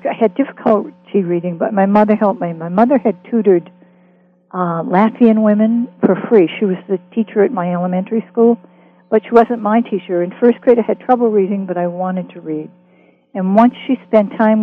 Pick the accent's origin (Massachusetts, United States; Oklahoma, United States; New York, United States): Massachusetts, United States; Boston; moved away; also born or lived in Los Angeles; I grew up in West Roxbury, Massachusetts